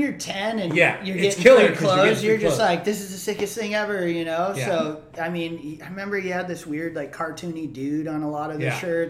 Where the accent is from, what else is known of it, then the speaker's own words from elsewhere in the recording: Hawaii, United States; And I'm growing up in Hawaii. And back then I had even more red hair.